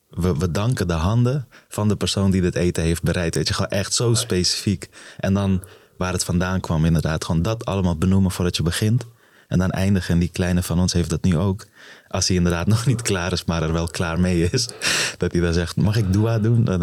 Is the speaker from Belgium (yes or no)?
no; Afghanistan; born there; geboren in Afghanistan in een gezin van. Eh, eh, ik was de derde van eh, drie zoons, de jongste toen nog. Ehm, op een gegeven moment gevlucht voor de oorlog.